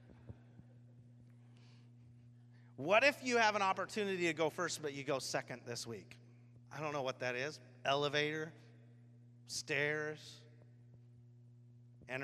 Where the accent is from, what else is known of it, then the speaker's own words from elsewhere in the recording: Washington, United States; I'm grown up here my whole life